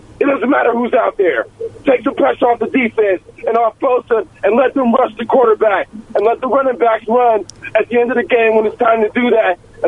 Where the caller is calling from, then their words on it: San Jose, California, United States; from San Jose.